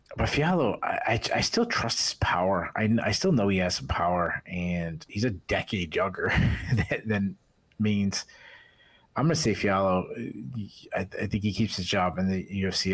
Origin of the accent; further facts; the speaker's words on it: New England, United States; I'm from New England